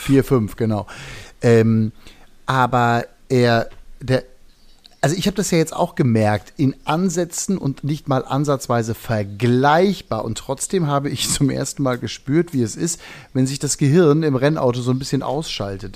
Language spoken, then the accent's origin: German; Hagen, North Rhine-Westphalia, Germany; wie wir in Hagen sagen, wo ich herkomme